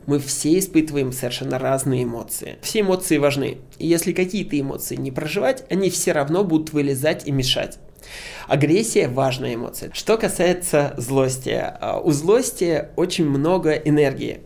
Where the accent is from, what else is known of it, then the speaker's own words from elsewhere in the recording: Moscow, Russia; Я а, родился в Москве, живу в Москве